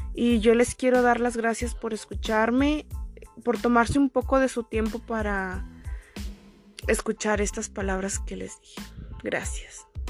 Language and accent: Spanish; Oconahua, Jalisco, Mexico; soy de Oconagua